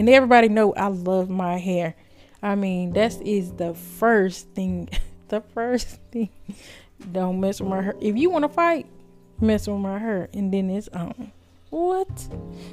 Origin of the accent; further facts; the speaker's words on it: United States; I'm not from no tribe. I'm an American